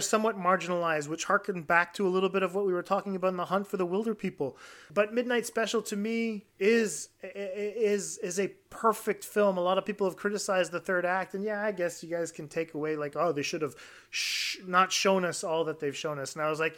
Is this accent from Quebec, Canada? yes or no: yes; Quebec, Canada; growing up in Quebec as an Anglophone